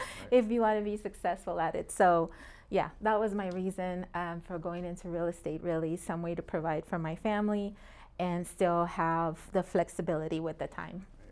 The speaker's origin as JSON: {"language": "English", "town": "Long Beach", "region": "California", "country": "United States", "tie": "born or raised there", "also_born_or_lived": "Puerto Rico / Springfield, Massachusetts", "moved": "as an adult", "lives_now": "Phoenix, United States", "said": "I grew up in Long Beach."}